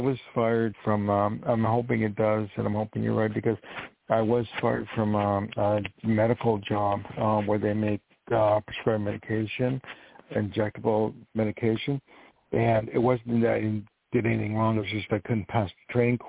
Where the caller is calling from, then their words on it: New York, United States; also born or lived in Los Angeles; I'm calling from New York. I used to live in L.A.